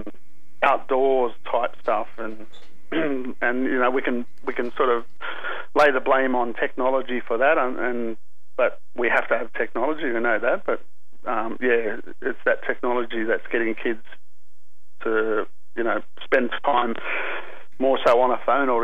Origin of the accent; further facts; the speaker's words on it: Sydney, New South Wales, Australia; I grew up in the Aboriginal community here at La Perouse in the southern suburbs of Sydney.